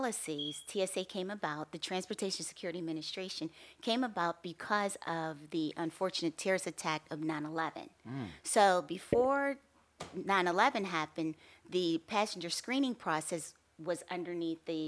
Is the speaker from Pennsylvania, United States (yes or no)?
yes; Pittsburgh, Pennsylvania, United States; moved away as an adult; also born or lived in Erie, Pennsylvania / Kentucky; now in Philadelphia, United States; I'm from Pittsburgh, Pennsylvania.